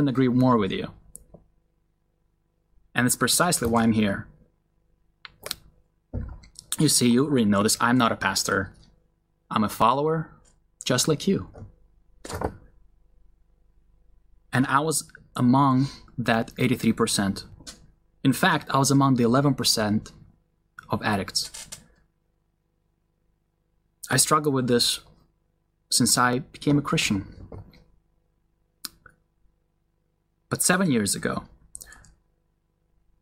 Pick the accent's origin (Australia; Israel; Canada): Israel; I grew up in a Russian Jewish family. My parents believed in Jesus when I was still a young boy. So even though we were raised in Israel